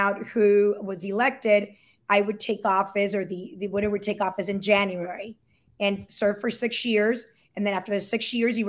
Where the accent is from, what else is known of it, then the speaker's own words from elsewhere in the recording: Miami, Florida, United States; also born or lived in Puerto Rico; I was raised in Miami and I was born in Puerto Rico. My parents are Dominican and I am the youngest of seven children. I grew up in the Alapata neighborhood